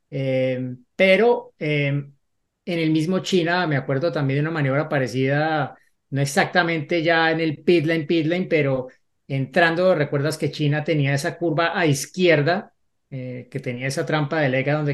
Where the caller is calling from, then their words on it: Ecuador; soy de Ecuador.